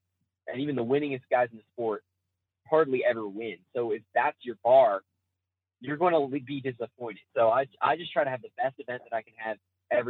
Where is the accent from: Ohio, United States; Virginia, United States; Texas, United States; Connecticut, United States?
Virginia, United States; Lynchburg; I'm from Lynchburg, Virginia.